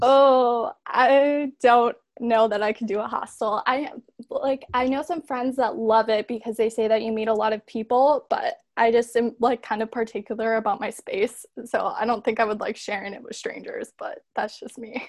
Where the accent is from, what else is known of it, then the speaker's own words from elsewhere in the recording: Chicago, Illinois, United States; I am from Chicago